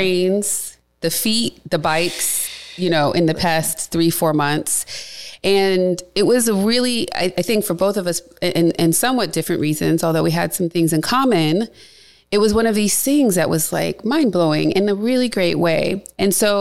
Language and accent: English; Cleveland, Ohio, United States; moved away; Cleveland, my hometown